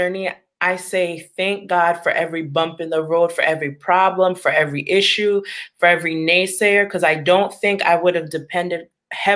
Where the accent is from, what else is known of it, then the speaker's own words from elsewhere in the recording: Long Island, New York, United States; I was born and raised in Long Island, New York. But I was raised in a Haitian household.